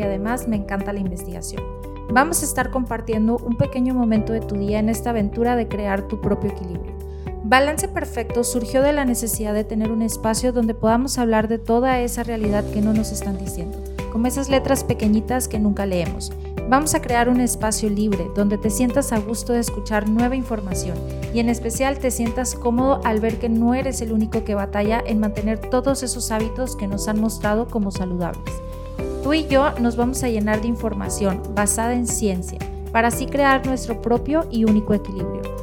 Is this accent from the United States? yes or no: no; Mexico; soy mexicana